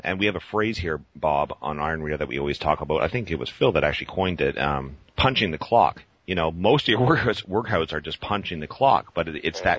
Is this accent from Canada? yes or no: yes; Canada; I'm a kid from Canada too